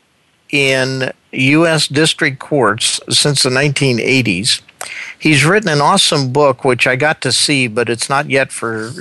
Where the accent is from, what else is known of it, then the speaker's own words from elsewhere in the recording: West Coast, United States; I'm from the West Coast